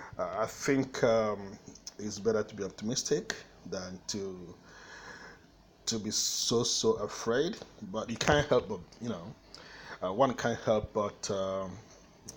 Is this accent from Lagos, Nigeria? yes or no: no; Umuahia, Abia, Nigeria; moved away as an adult; also born or lived in Canada; I'm in Umuahia here, in southeastern Nigeria, the capital city of Abia State. This is where I was born, so this is like a home to me as well.